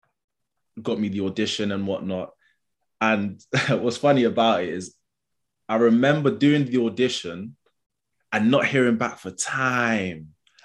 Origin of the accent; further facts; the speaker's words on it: London, United Kingdom; accent: London; I've got a London accent, growing up in London